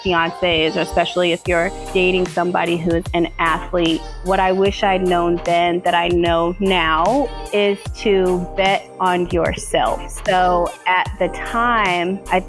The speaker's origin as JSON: {"language": "English", "region": "Indiana", "country": "United States", "tie": "born or raised there", "said": "I was born in Indiana to my mom is white and my dad is black"}